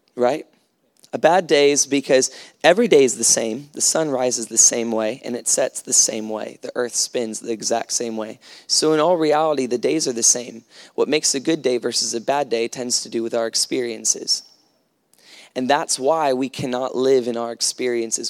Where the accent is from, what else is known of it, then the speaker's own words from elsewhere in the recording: United States; moved away; I come from America